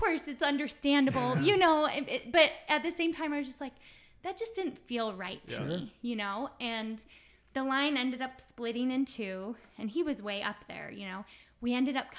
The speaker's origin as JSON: {"language": "English", "country": "United States", "said": "I'm this American girl"}